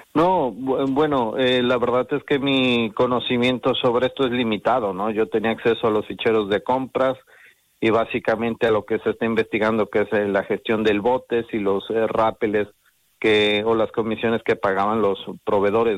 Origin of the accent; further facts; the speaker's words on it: Mexico; moved away as an adult; now in Spain; Yo soy mexicano, eh, emigré a España